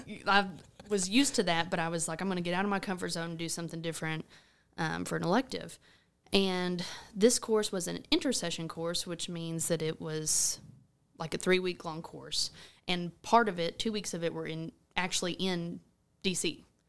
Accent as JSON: {"language": "English", "town": "Rector", "region": "Arkansas", "country": "United States", "tie": "born or raised there", "moved": "as an adult", "lives_now": "Paragould, United States", "said": "I'm originally from Rector. Um, grew up on my family's cotton farm there"}